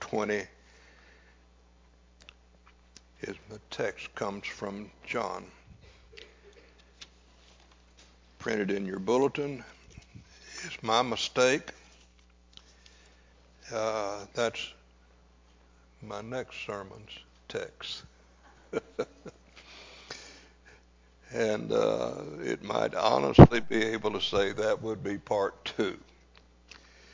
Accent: Louisiana, United States; I grew up on Odom Street. I spent my preteen years on Odom Street

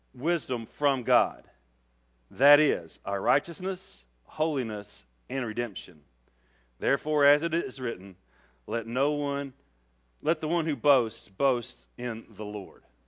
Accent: Rockwood, Tennessee, United States; also born or lived in Cape Town, South Africa; I came from Rockwood, Tennessee

